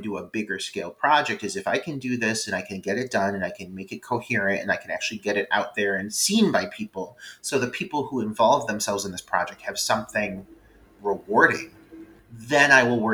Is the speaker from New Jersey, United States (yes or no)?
no; Cleveland, Ohio, United States; accent: Cleveland; we're from Cleveland